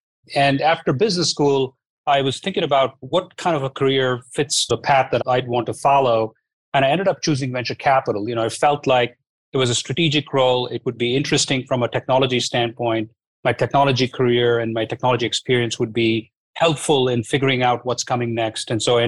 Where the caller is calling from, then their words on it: San Francisco, California, United States; Hi, Ross. I'm here in our offices in San Francisco.